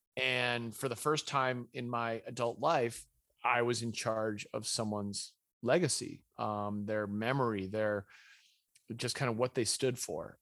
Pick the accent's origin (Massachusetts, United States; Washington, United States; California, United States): Massachusetts, United States; Winchester; I was raised in New England, i, in a, this town called Winchester, Massachusetts